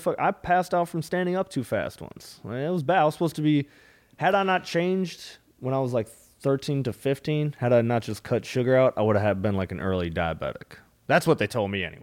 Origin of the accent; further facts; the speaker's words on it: Minnesota, United States; also born or lived in South Florida; now in Austin, United States; I'm from Minnesota